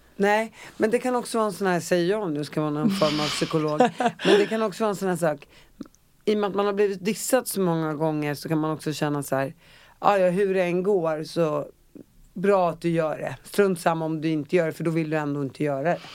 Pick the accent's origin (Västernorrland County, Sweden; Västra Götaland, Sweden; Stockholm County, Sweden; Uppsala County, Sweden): Uppsala County, Sweden; Uppsala; jag är från Uppsala och där mm. cyklade vi överallt